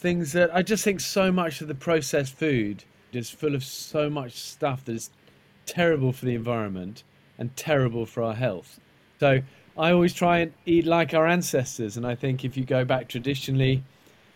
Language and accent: English; Isle of Wight, South East England, United Kingdom; I was brought up in the Isle of Wight